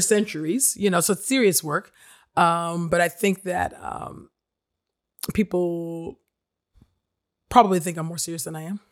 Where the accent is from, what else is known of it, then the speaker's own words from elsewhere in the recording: Nigeria; I'm Nigerian